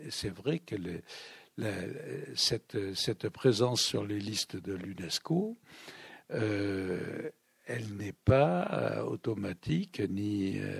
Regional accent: Toulouse, Occitania, France; born there; Euh, je suis un Toulousain de fraîche date, bien que j'y sois né il y a fort longtemps.

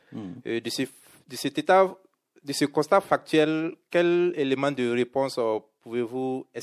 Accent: Burkina Faso; je suis du Burkina Faso en Afrique de, l'Ouest, qui est un pays francophone.

